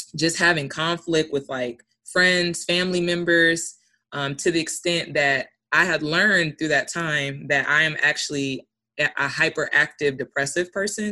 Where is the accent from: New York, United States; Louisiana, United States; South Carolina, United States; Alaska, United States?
Alaska, United States; I'm from Alaska.